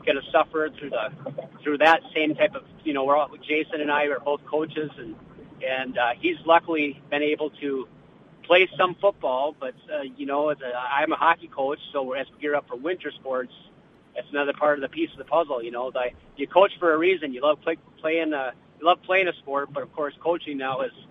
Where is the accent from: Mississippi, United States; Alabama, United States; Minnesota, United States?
Minnesota, United States; north of Bemidji, northern; also born or lived in Brainerd, Minnesota; I grew up hunting in northern Minnesota, up just north of Bemidji